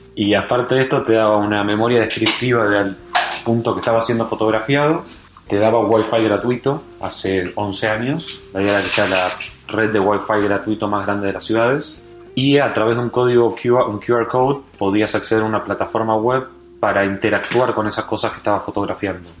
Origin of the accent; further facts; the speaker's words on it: Argentina; Yo soy de Argentina